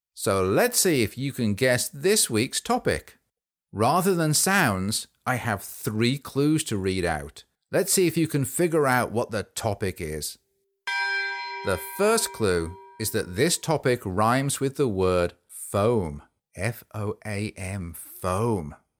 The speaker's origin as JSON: {"language": "English", "region": "England", "country": "United Kingdom", "tie": "born or raised there", "said": "I grew up in England, which is a country in Europe."}